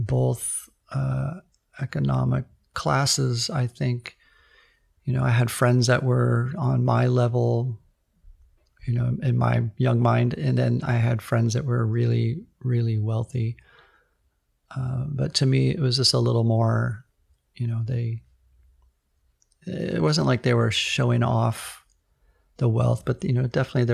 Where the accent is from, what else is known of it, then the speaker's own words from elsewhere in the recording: Redwood City, California, United States; I grew up in sort of a lower to middle class suburb of Redwood City, which is about 20 minutes south of the San Francisco area